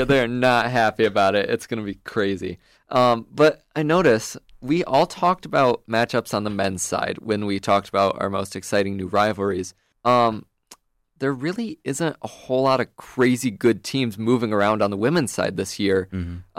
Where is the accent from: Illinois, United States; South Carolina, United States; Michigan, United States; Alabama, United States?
Michigan, United States; Grand Rapids; I'm a civil engineering major from Grand Rapids, Michigan